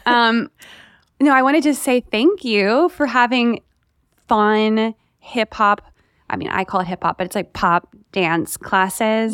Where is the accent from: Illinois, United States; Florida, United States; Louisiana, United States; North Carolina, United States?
North Carolina, United States; Raleigh; I'm from Fa-, Raleigh